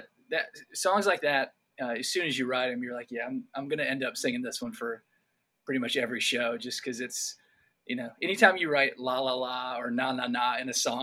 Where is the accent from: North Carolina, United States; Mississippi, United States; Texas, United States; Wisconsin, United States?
North Carolina, United States; growing up in North Carolina, I went to Appalachian State for college